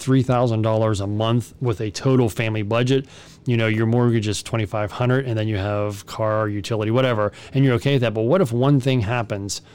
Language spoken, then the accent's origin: English; United States; we're American